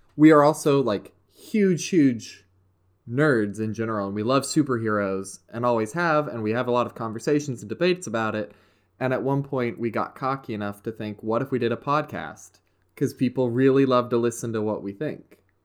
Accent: West Virginia, United States; I am from good old West Virginia

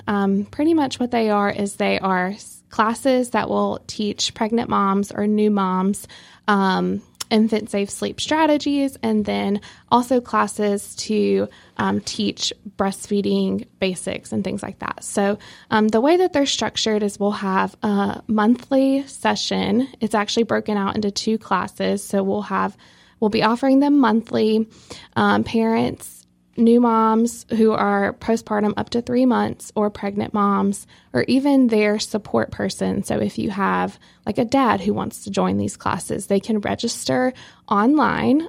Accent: Rocky Mount, North Carolina, United States; also born or lived in Youngsville, North Carolina; I'm originally from Rocky Mount, um, which is, you know, very close to here. Um, but that's where I was born and raised.

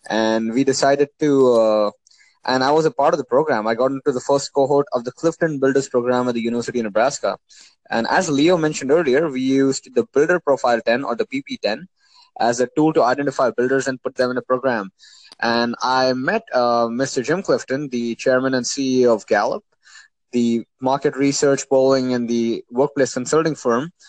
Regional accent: Oman; also born or lived in India; Well, so I mean, I grew up in Oman, uh, and I'm from India.

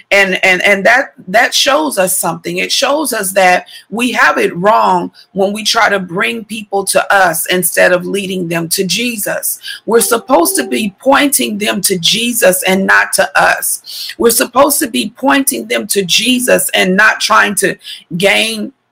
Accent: Missouri, United States; born there; also born or lived in Texas; and I've lived in Texas twice in my life, and I was born in Missouri though.

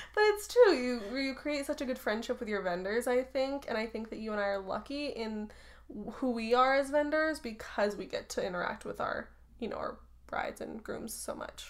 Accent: Truckee, California, United States; I grew up in Truckee

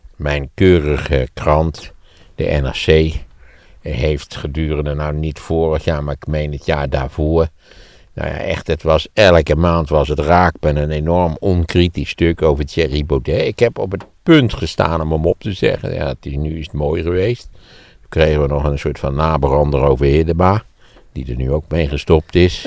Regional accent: Netherlands; ik was een typische Nederlander

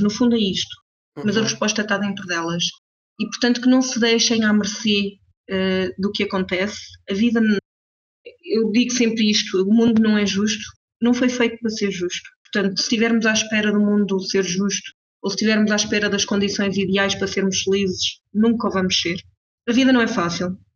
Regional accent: Portugal; moved away as an adult; now in Switzerland; Nasci, cresci e estudei em Portugal

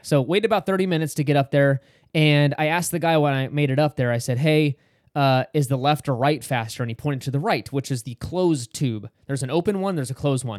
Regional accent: Sacramento, California, United States; we're from Sacramento

